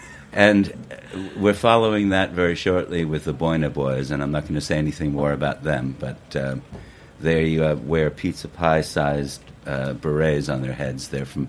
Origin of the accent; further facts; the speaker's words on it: Ogunquit, Maine, United States; born there; I was born in Agunquit, Maine.